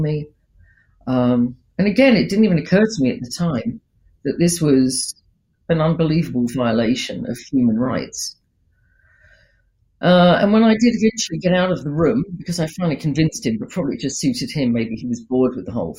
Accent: United Kingdom; it may just be because of my upbringing. I am British, right?

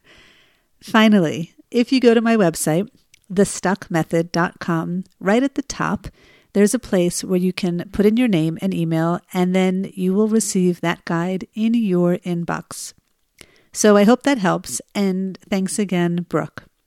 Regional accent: New Jersey, United States; now in Israel; the winter here in Israel is nothing like the winters I grew up with in New Jersey

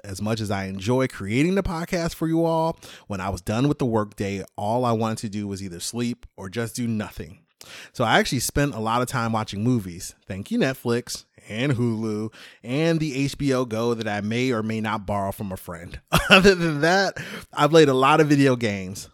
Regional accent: Chicago, Illinois, United States; moved away as an adult; also born or lived in Germany / Alaska / Afghanistan; I'm born and raised in Chicago

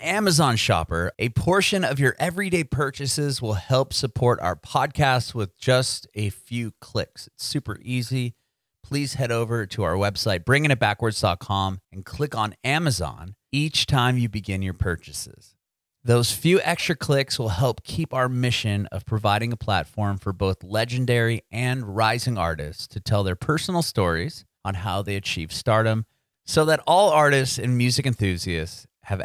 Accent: San Diego, California, United States; moved away as an adult; also born or lived in San Francisco; now in Nashville, United States; I'm from San Diego

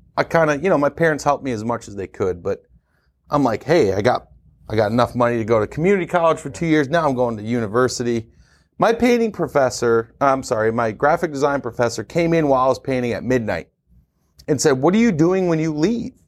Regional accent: Syracuse, New York, United States; moved away as an adult; I was born and raised in Syracuse

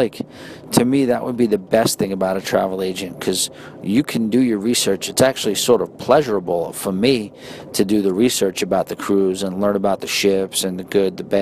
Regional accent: New York, United States; accent: New York; my New York accent

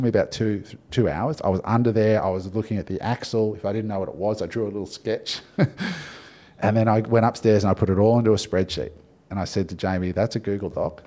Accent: Australia; I'm Aussie

